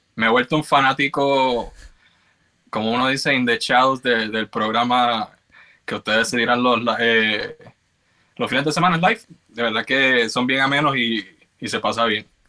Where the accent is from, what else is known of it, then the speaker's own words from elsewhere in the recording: Carolina, Puerto Rico; moved away as an adult; also born or lived in New York / Georgia; now in Baltimore, United States; nací y me crié en Carolina, Puerto Rico.